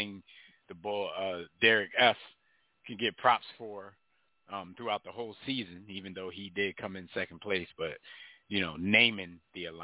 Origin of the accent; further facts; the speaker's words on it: Philadelphia, Pennsylvania, United States; shout out to my hometown